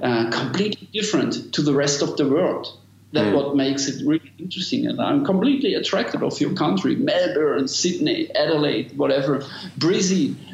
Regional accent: Germany; English is a second language; I'm from Germany.

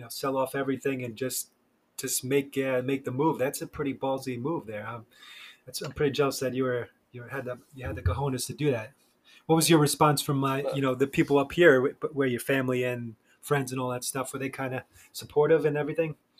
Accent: New York, United States; now in Charleston, United States; I'm originally from New York

